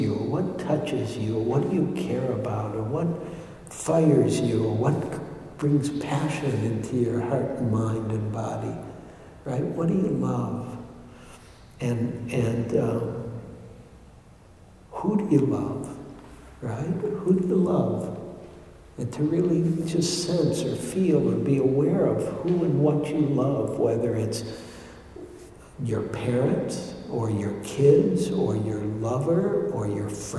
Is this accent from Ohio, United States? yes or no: no; Detroit, Michigan, United States; moved away; also born or lived in New York; when I grew up in Detroit